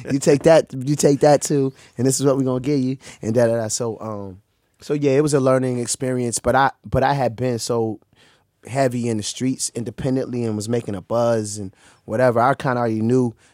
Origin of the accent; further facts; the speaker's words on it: Maryland, United States; also born or lived in Orange, New Jersey / East Orange, New Jersey / Newark, New Jersey; my school year semesters here in Maryland